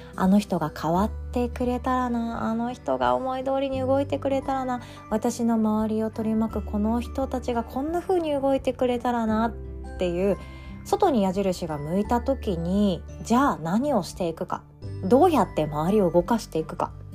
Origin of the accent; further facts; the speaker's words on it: Takamatsu, Kagawa, Japan; now in Osaka, Japan; 私の実家の香川県高松市